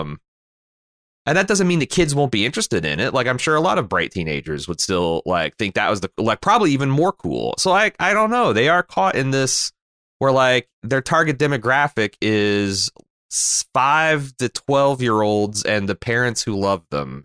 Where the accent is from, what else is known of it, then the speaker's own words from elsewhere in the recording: Mooresville, Indiana, United States; my hometown of Mooresville is a backwater